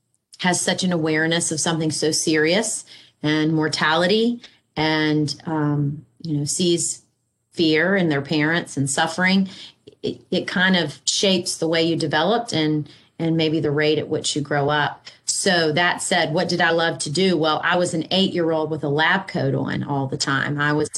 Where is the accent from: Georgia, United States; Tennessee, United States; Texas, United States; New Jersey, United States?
Georgia, United States; Savannah; I'm from Savannah. I went away for many years for school and work, but rooted here